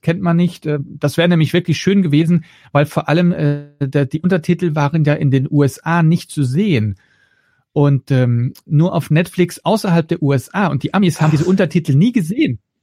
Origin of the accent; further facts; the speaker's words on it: Flanders, Belgium; first language Dutch; German is a second language; now in Germany; Das ist meine Muttersprache, das ist Niederländisch. Ja, ich bin ja kein gebürtiger Deutscher, sondern Belgier, also Flämisch spreche ich